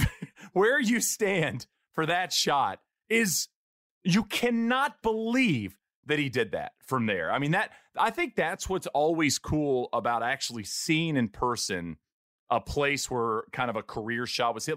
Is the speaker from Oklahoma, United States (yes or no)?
no; Marshall, Texas, United States; a buddy of Rusty Reynolds, uh, who I grew up with in Marshall, Texas